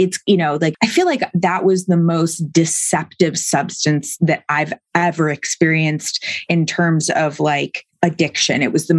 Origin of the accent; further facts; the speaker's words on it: New York, United States; I'm from New York.